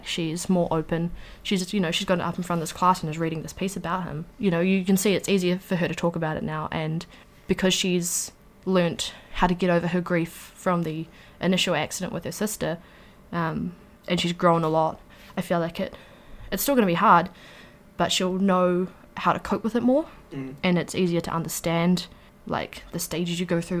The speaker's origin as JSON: {"language": "English", "country": "New Zealand", "tie": "born or raised there", "also_born_or_lived": "Wellington", "said": "I was living in Wellington, and my hometown is like 2 hours away, roughly"}